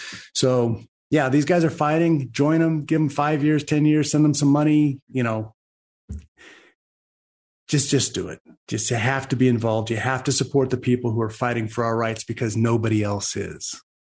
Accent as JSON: {"language": "English", "region": "Texas", "country": "United States", "said": "Hey, man, I'm a Texan."}